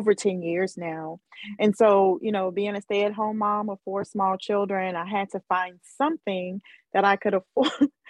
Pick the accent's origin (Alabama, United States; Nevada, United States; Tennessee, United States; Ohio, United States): Alabama, United States; Mobile; moved away; it was in my hometown